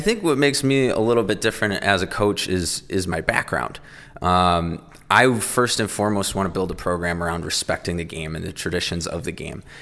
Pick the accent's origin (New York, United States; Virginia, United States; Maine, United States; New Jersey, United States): New York, United States; Syracuse; moved away as an adult; also born or lived in Maryland / Colorado; now in Monmouth, Illinois, United States; I always thought growing up in Syracuse, Syracuse was almost like the beginning or edge of the Midwest